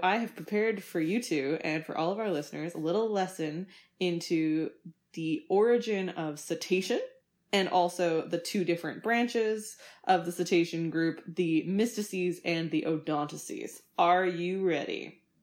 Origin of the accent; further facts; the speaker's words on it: Winnipeg, Manitoba, Canada; I grew up in Winnipeg, Manitoba